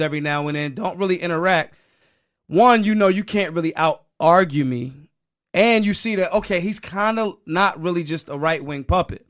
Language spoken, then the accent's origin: English; Philadelphia, Pennsylvania, United States; I'm from Philly. Philly people love the debauchery